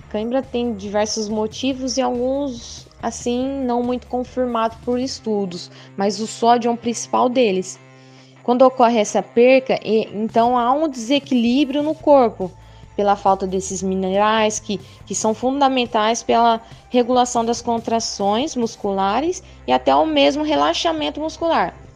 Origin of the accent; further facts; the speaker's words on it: São José dos Quatro Marcos, Mato Grosso, Brazil; also born or lived in Mirassol d'Oeste; Eu sou lá de São José dos Quatro Marcos, morei lá, porém, morei, nasci, na verdade, né, em Mirassol do Oeste, e desde então sempre morei em São José dos Quatro Marcos